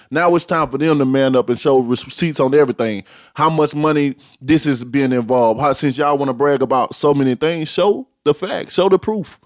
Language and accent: English; Tuscaloosa, Alabama, United States